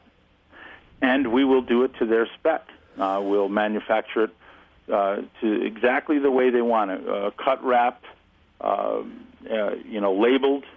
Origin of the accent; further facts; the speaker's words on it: Sherburne, New York, United States; Sherburne, New York, which is right in the heart of the state. Pretty much been lived here my whole life